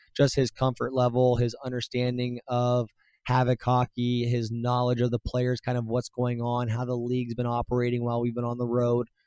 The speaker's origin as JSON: {"language": "English", "region": "Ohio", "country": "United States", "moved": "yes", "said": "I'm from Ohio"}